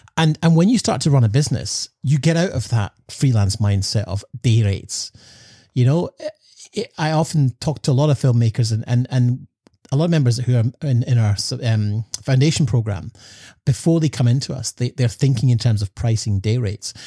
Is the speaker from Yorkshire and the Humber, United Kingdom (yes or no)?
no; Scotland, United Kingdom; growing up in Scotland